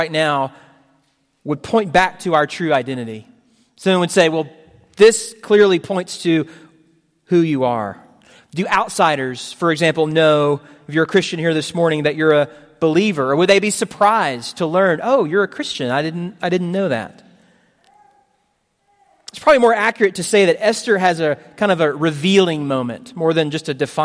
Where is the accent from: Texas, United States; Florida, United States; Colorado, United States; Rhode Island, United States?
Texas, United States; Houston; I'm from the Houston area